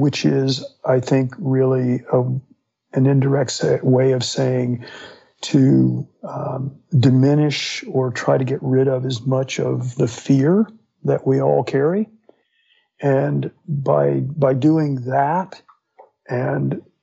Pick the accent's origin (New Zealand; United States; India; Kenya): United States; Fort Myers, Florida; I grew up in Florida. And so, yeah, on the West Coast in Fort Myers